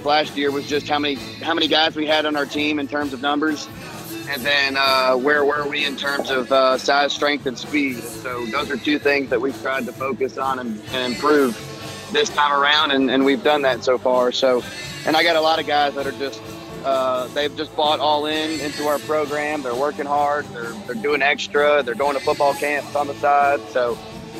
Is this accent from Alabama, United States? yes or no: yes; Birmingham, Alabama, United States; I'm from Birmingham. I went to John Carroll Catholic High School